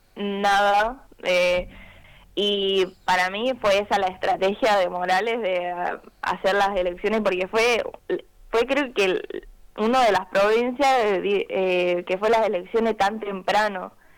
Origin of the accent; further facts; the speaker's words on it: Jujuy, Argentina; moved away as an adult; now in Córdoba, Argentina; soy de Jujuy. Ahora estoy estudiando en Córdoba